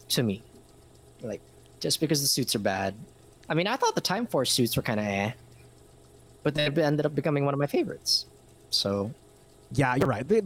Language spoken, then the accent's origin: English; Scotland, United Kingdom; I'm Scottish. I'm Scottish. I don't need anything. I, am Scottish.